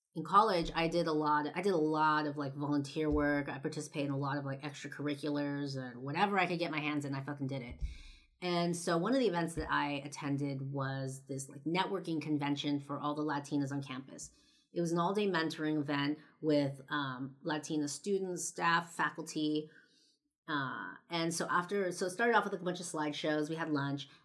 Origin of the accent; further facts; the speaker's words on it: Los Angeles, California, United States; moved away; I'm from L